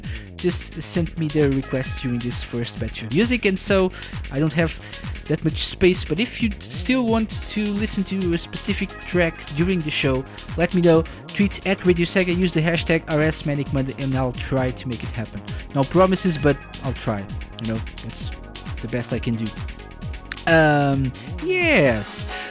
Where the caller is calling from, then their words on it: Portugal; I'm …, I'm live from Portugal